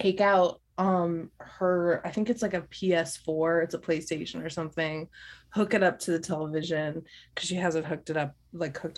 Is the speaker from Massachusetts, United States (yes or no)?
yes; Boston, Massachusetts, United States; now in Midwest, United States; I grew up in Boston, and there is lobster plenty there